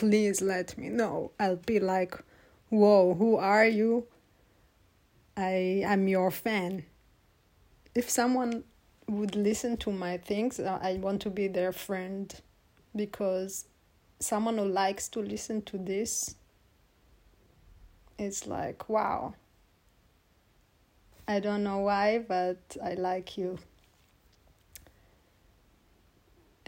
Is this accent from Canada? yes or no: no; Israel; moved away; I'm from Israel